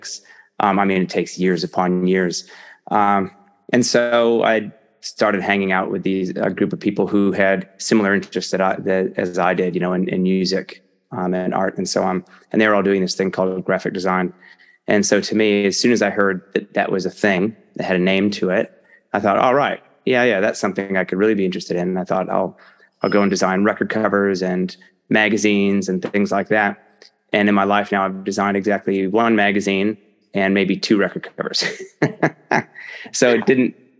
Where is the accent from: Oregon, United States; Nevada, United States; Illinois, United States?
Illinois, United States; now in New Zealand; I come from a farm in Illinois